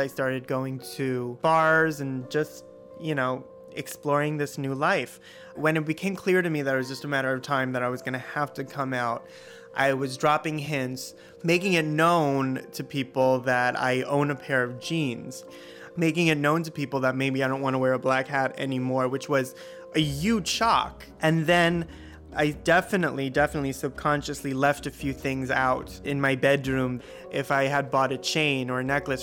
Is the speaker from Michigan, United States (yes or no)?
no; New York City, New York, United States; I am from Kew Garden Hills, Queens, which is a completely Orthodox neighborhood